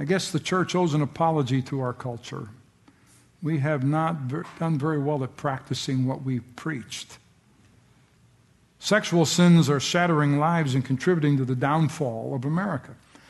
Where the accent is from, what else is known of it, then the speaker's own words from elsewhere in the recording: United States; I'm so glad to be an American